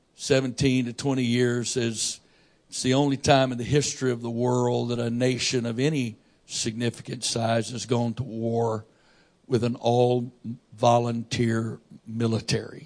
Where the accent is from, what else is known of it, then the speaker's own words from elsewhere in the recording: United States; I'm an American and I'm a Christian